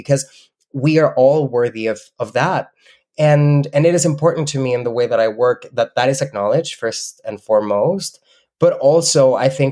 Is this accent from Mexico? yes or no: yes; Mexico; English is a second language; moved away as an adult; now in Canada; When I was in Mexico